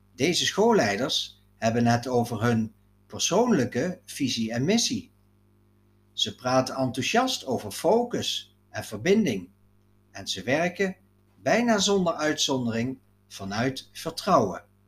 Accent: Netherlands; Ascharen, het dorp waar ik ben opgegroeid.

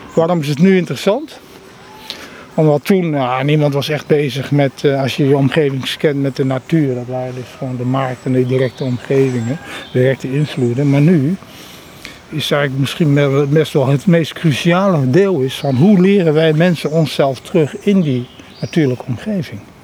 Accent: Netherlands; ik ben een Nederlander, Indische jongen

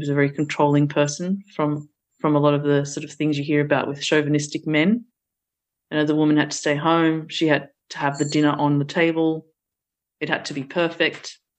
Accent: Australia; English is a second language; We then did move to Australia, and in the early years of our migration, that was very difficult. I had to go straight into school even though I was 4 years old and I didn't speak any English.

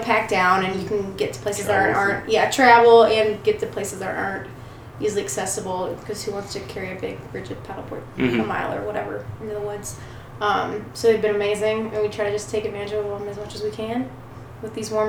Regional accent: Mobile, Alabama, United States; moved away as an adult; now in Northern Michigan, United States; It's like, I grew up on the Gulf Coast. Like, I'm from Mobile, which is on the Gulf.

